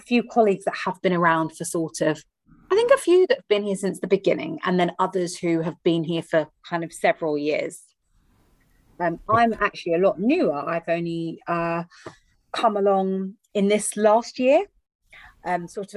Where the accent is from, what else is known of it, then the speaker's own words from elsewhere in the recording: London, United Kingdom; So I'm joining you from the UK today, from London, England